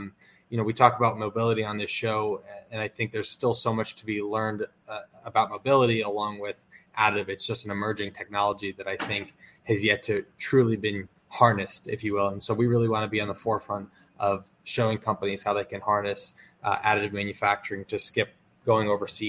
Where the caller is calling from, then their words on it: New Jersey, United States; We're based out of Northern New Jersey